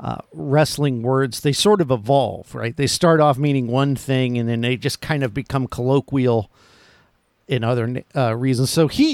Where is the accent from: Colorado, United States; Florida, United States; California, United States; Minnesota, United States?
Florida, United States; I'm from Florida.